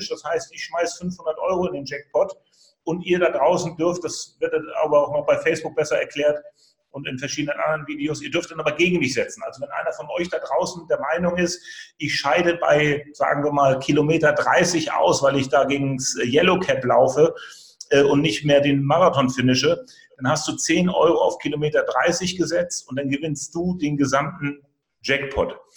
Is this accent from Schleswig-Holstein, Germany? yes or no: yes; Schleswig-Holstein, Germany; Wir sind ja beide Schleswig-Holsteiner